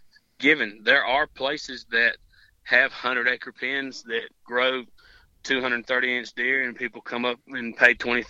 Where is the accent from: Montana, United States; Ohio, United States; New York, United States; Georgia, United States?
Georgia, United States; I came from Georgia, and I had heard many tales on high fence hunting.